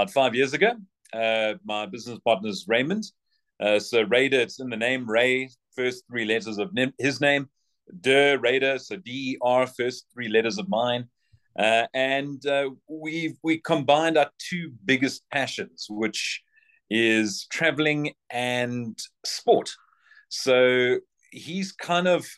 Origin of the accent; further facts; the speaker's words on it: Port Elizabeth, Eastern Cape, South Africa; now in Johannesburg, South Africa; I'm a PE boy. So, well, I'm from the Eastern Cape.